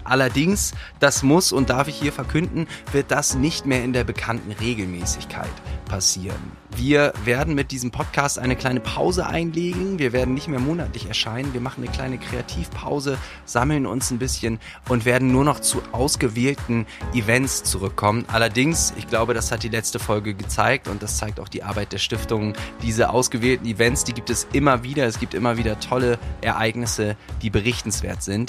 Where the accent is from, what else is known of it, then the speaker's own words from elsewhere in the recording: Bremen, Germany; ich bin eben Bremer